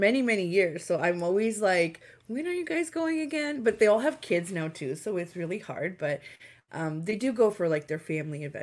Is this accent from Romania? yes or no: yes; Romania; now in Canada; I am from Romania, so I wanted to go back and visit my grandma again